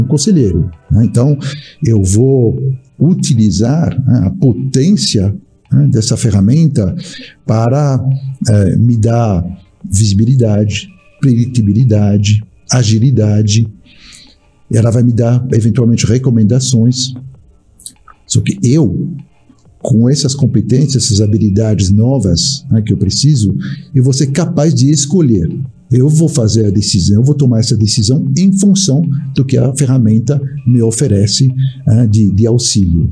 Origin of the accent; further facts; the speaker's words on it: France; Portuguese is a second language; moved away as an adult; also born or lived in England / Australia / United States / Barcelona, Spain; now in Brazil; nasci na França, eu tive a oportunidade muito jovem, com seis anos de idade, de morar na Inglaterra, fiquei três anos lá